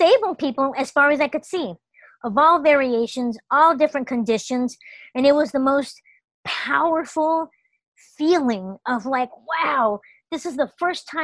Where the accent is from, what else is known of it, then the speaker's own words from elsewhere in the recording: Los Angeles, California, United States; my entire childhood, growing up in the Los Angeles public school system